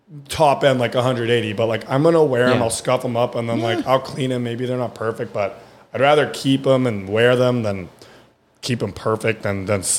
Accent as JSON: {"language": "English", "region": "California", "country": "United States", "tie": "born or raised there", "also_born_or_lived": "Germany", "first_language": "German", "second_language": "English"}